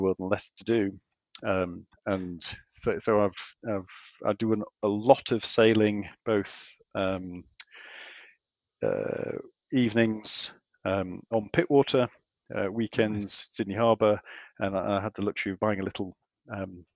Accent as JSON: {"language": "English", "region": "England", "country": "United Kingdom", "moved": "as an adult", "lives_now": "Australia", "said": "as you can tell from my accent, I am a pom."}